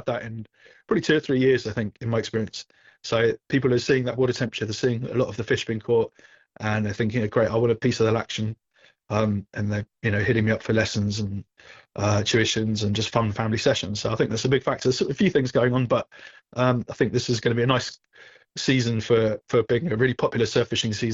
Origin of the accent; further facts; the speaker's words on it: England, United Kingdom; moved away as an adult; now in Southern California, United States; when I came from England, obviously we had a huge beach and surf fishing culture with our coastline